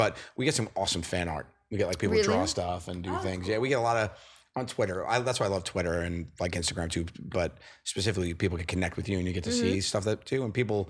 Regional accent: New York City, New York, United States; moved away as an adult; also born or lived in Manhattan; now in Long Island, United States; I grew up in Staten

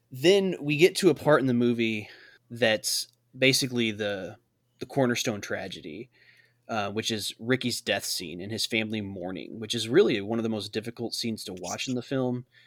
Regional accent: Illinois, United States; we're all from Illinois. We're all Illinois

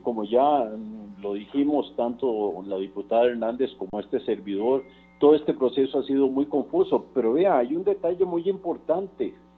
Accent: Costa Rica; Yo como costarricense

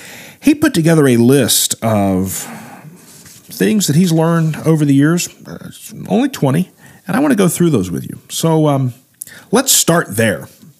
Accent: Midwest, United States; stuff I grew up with in the Midwest.

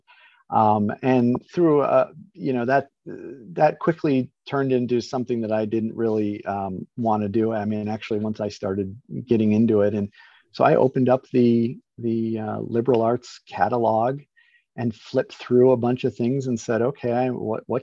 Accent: Chicago, Illinois, United States; moved away as an adult; also born or lived in Indiana; now in Florida, United States; I was born and raised in the Chicago area

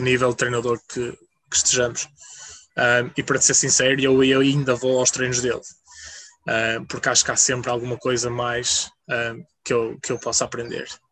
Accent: Portugal; moved away as an adult; also born or lived in England; como bom português

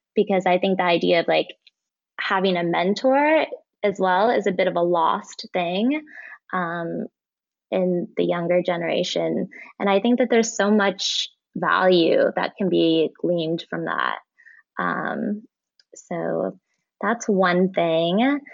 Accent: Indiana, United States; Born and raised in Indiana, but my dad is from Iran and my mom is Dutch.

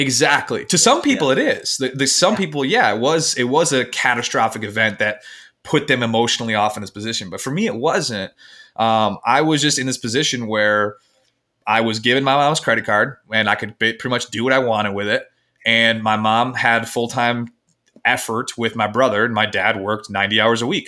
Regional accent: Michigan, United States; I'm from Michigan, um, in the United States, and I grew up in what would society would deem as the perfect

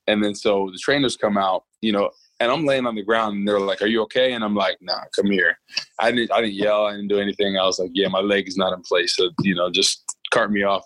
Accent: Rutherford, New Jersey, United States; moved away as an adult; now in St. Louis, United States; I grew up in Rutherford, New Jersey. Um, born and raised there. Um, was there until college. Um, and yeah, now now I live in St. Louis

